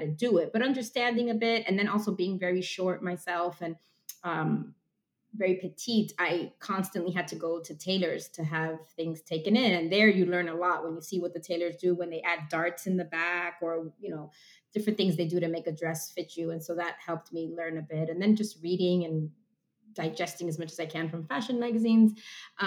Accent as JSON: {"language": "English", "town": "Miami", "region": "Florida", "country": "United States", "also_born_or_lived": "Amherst, Massachusetts / Philadelphia, Pennsylvania / New York", "moved": "as an adult", "lives_now": "Marblehead, United States", "said": "I'm from Miami"}